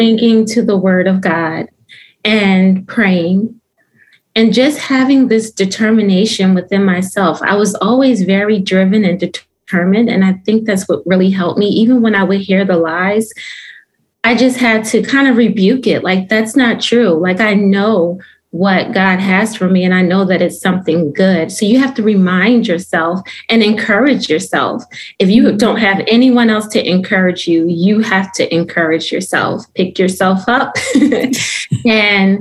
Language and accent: English; Philadelphia, Pennsylvania, United States; moved away as an adult; now in North Carolina, United States; I'm originally from Philadelphia, Pennsylvania